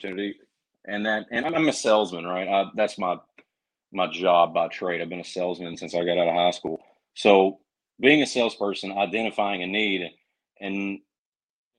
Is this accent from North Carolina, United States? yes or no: yes; North Carolina, United States; accent: Southern; moved away; also born or lived in St. Augustine, Florida / Tennessee; I grew up in North Carolina. I moved to St. Augustine, Florida